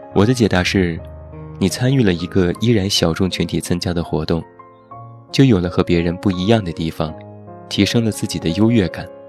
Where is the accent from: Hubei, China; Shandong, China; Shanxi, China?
Shanxi, China; Taiyuan; moved away as an adult; now in Beijing, China; 我的家乡山西太原